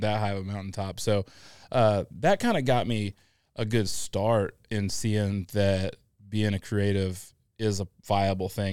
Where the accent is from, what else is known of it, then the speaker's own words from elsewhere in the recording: Illinois, United States; also born or lived in Atlanta; now in Augusta, United States; I grew up in the Midwest in Illinois, uh, not the Chicago part of Illinois